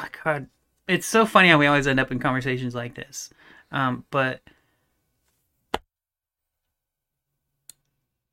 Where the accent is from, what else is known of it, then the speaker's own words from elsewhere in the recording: United States; as an American and what we've been trained to be our whole lives